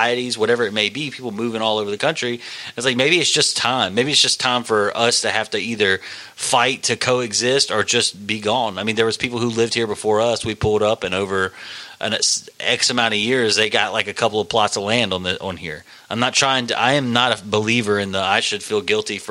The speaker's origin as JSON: {"language": "English", "country": "United States", "said": "I'm an American"}